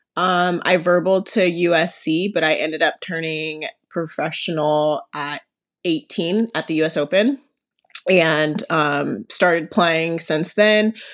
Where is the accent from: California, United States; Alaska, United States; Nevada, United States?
Nevada, United States; Las Vegas; I'm from Las Vegas, Nevada